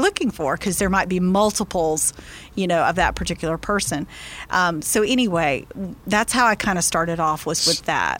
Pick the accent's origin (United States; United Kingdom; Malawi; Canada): United States; Tallahassee, Florida; which is actually in my hometown